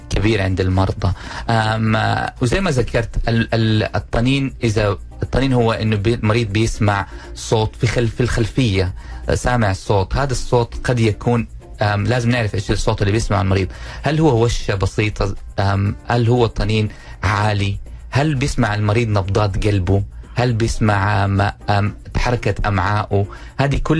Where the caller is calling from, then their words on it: Dammam, Eastern Province, Saudi Arabia; من الدمام